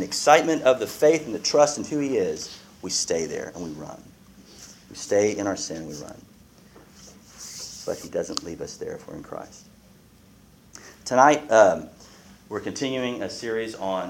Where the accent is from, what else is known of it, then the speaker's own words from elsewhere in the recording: United States; I'm American